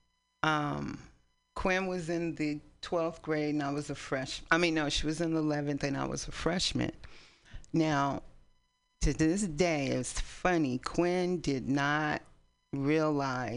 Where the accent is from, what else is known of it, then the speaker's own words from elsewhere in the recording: East Palo Alto, California, United States; also born or lived in San Francisco; now in Oakland, United States; We grew up in East Palo Alto.